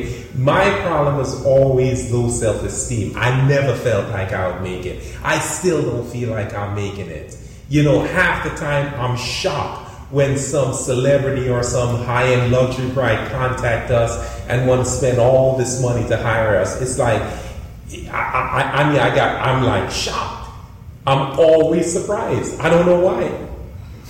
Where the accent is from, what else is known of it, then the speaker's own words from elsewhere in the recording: Florida, United States; we're from Florida.